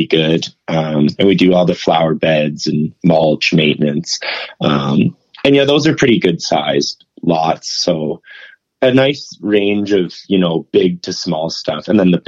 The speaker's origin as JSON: {"language": "English", "country": "Canada", "said": "I'm a Canadian"}